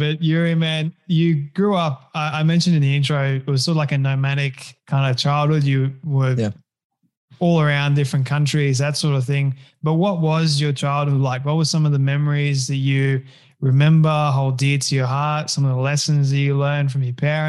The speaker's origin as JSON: {"language": "English", "country": "Australia", "accent": "Australian", "said": "I think with my Australian accent"}